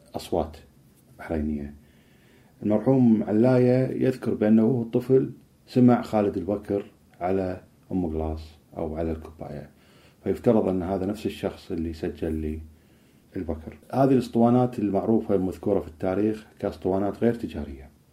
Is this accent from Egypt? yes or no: no; Kuwait; إحنا عندنا في الكويت